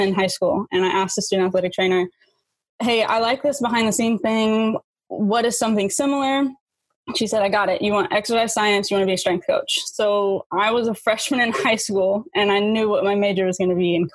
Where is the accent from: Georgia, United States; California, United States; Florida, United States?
Florida, United States; Titusville; I'm originally from Titusville. That's where I grew up